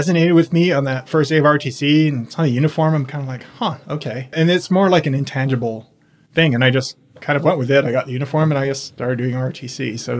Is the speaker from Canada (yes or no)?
no; Austria; also born or lived in Virginia, United States; I was born in Virginia. My parents are both from overseas. My dad's a German family. My mom's from South America. So I was born in the U.S., but don't really remember much about that, because we moved overseas to Austria when I was really young.